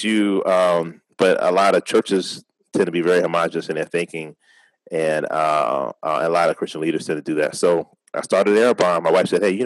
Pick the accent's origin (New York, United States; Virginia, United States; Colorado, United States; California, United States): Virginia, United States; Richmond; I've been born and raised in Richmond, been here my whole life